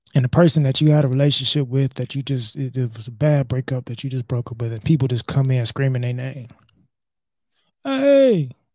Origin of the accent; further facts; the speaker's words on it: United States; as American men